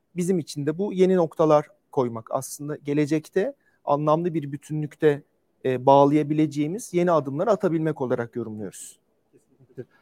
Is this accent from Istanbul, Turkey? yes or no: no; Ankara, Turkey; ben de e, bir Ankaralıyım.